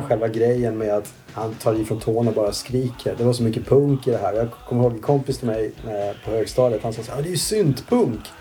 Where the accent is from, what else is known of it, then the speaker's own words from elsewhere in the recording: Kalmar, Kalmar County, Sweden; moved away as an adult; also born or lived in Sandared, Borås / Asia / London; now in Stockholm, Sweden; Jag växte upp i Kalmar.